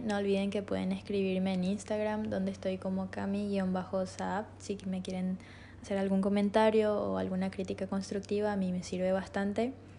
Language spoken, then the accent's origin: Spanish; Asunción, Paraguay; moved away as an adult; now in Encarnación, Paraguay; soy de Asunción. Recientemente me mudé